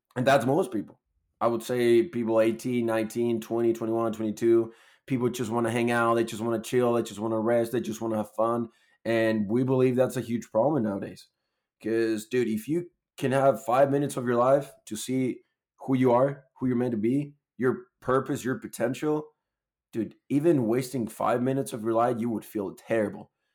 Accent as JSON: {"language": "English", "country": "Chile", "moved": "as an adult", "lives_now": "Utah, United States", "said": "I'm from Chile. Moved to the U S almost a year ago in April last year."}